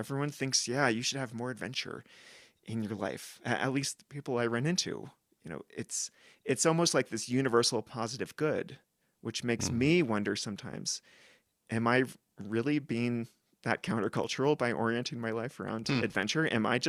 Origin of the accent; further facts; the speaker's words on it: West Coast, United States; that ties back to us growing up on the West Coast of the US.